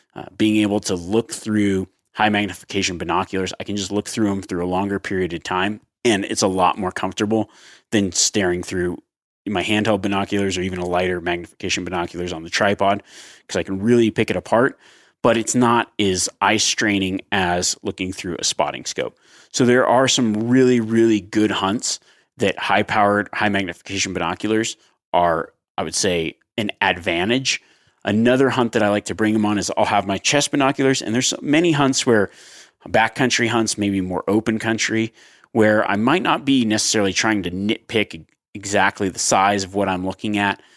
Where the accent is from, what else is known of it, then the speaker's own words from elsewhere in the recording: Nevada, United States; growing up in Nevada